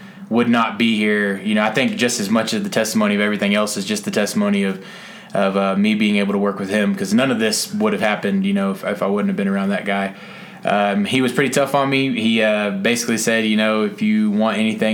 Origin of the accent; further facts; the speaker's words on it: Mesquite, Texas, United States; I grew up in Mesquite, Texas